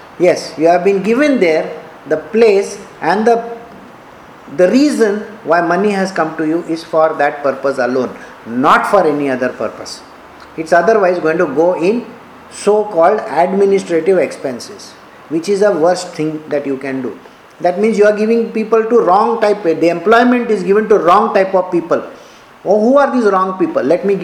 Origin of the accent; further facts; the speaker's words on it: Karnataka, India; I am an Indian. I have to take care of India. I am a Kannadiga, I have to take care of Karnataka.